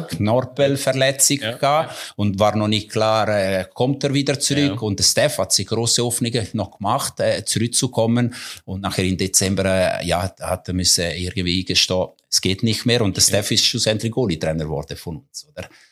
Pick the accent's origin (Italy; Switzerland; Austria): Switzerland; Mendrisio, Ticino; German is a second language; moved away; also born or lived in German-speaking Switzerland / Coldrerio; meine Heimat. Auch wenn ich mittlerweile mehr Jahre in der Deutschschweiz bin als in Tessin.